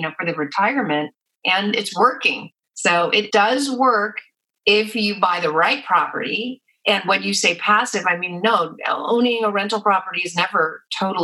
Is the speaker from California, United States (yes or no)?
yes; San Francisco Bay Area, California, United States; I'm from the San Francisco Bay Area